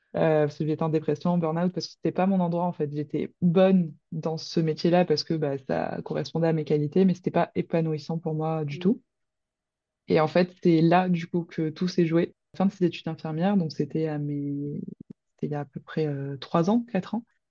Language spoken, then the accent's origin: French; Roquevaire, Provence-Alpes-Côte d'Azur, France; je viens de Roquevert, donc à côté de Marseille, donc dans les Bouches-du-Rhône